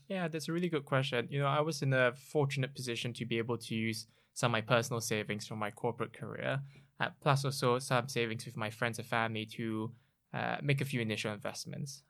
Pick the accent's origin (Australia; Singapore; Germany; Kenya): Singapore; moved away as an adult; now in United Kingdom; I grew up in Singapore, came to the U K over fifteen years ago now to, for my higher education